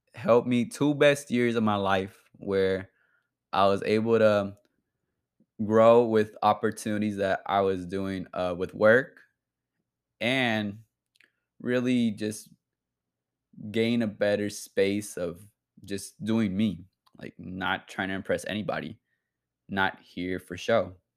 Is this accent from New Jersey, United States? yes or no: no; Bay Area, California, United States; I'm from the Bay Area